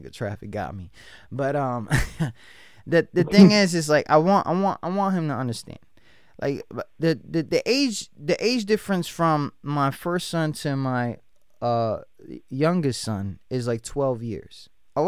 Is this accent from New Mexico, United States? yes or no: no; New York, United States; I came from New York